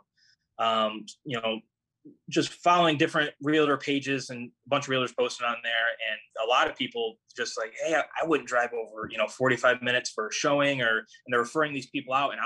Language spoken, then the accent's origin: English; United States; I grew up on Crystal Lake